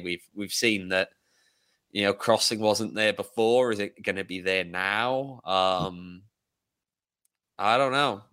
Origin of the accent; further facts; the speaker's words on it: Welsh, Wales, United Kingdom; moved away; I'm Welsh